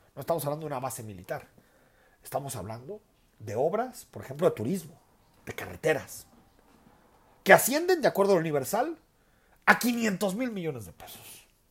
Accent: Mexico

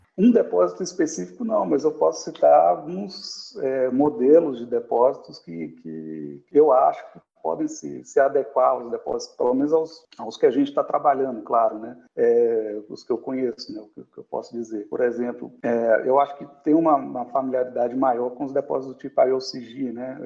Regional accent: Minas Gerais, Brazil; moved away as an adult; now in Rio Grande do Sul, Brazil; eu sou de Minas Gerais, né? Então é, é um, eu, eu, moro dentro, minha, minha, família mora dentro do quadrilátero feito

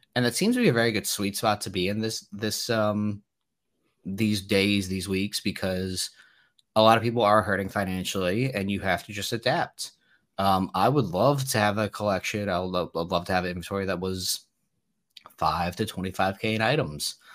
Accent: New Jersey, United States; I'm from New Jersey

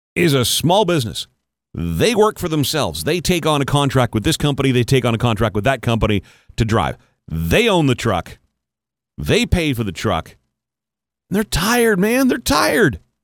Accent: Canada; the year that I was in kindergarten was the first year that French immersion was even offered in Canada

